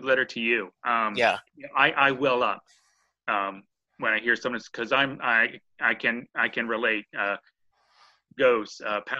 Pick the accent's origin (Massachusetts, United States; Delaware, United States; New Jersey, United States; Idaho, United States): Delaware, United States; Newark; which is like 10 minutes from our hometown in Newark, Delaware.